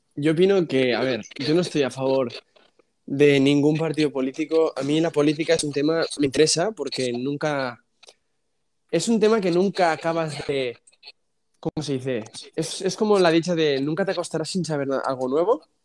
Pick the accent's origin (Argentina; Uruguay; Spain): Spain; yo nací aquí en España